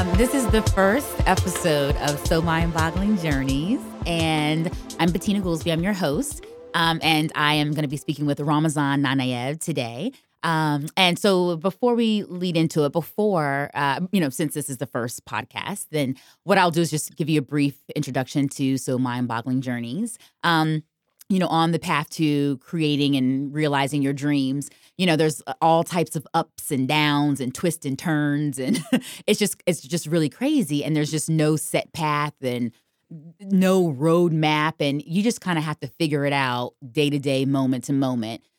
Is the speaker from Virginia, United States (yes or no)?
yes; Virginia, United States; now in New York, United States; I'm from Virginia